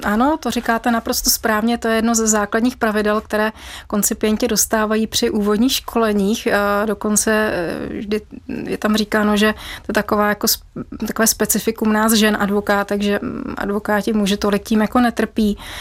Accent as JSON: {"language": "Czech", "region": "Bavaria", "country": "Germany", "tie": "born or raised there", "moved": "yes", "lives_now": "Czech Republic", "said": "mám rodinu v Německu a vyrůstala jsem v Bavorsku"}